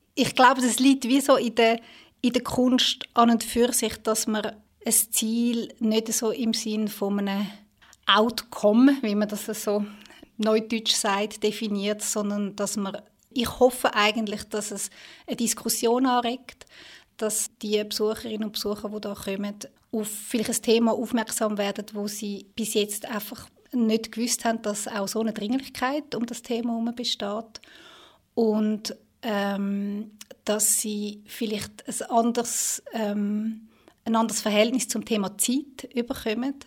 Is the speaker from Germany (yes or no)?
no; Switzerland; bei uns in der Schweiz